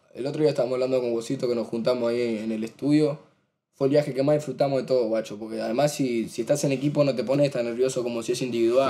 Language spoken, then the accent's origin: Spanish; Argentina; Somos argentinos